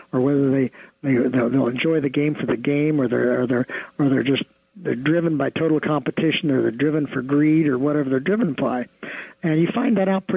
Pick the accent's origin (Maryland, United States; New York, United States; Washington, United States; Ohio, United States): Ohio, United States; my wife and I grew up in the Midwest in Ohio